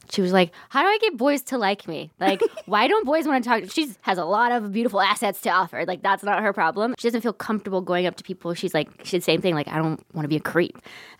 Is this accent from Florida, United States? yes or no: no; Texas, United States; moved away; I'm from Texas.